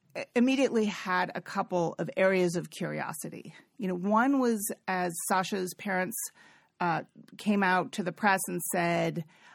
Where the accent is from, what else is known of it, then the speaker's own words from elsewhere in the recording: California, United States; I'm from the Bay Area. I really have a lot of sophistication around sexuality and gender and all this stuff.